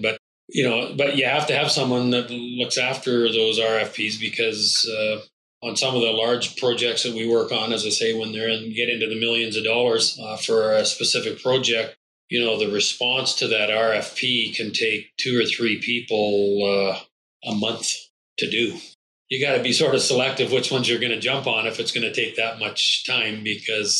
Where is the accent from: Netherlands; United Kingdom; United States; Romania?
United Kingdom; Scotland; I'm Scottish